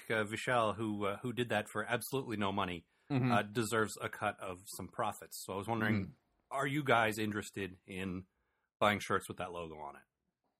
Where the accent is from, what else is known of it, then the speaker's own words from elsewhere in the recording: United States; and I'm American